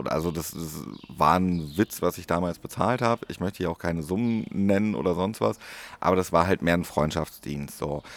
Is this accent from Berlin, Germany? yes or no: no; Paderborn, North Rhine-Westphalia, Germany; in Paderborn, meiner Heimat